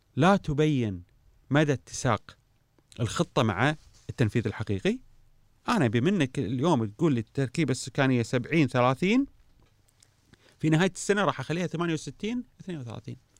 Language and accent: Arabic; Kuwait; احنا في الكويت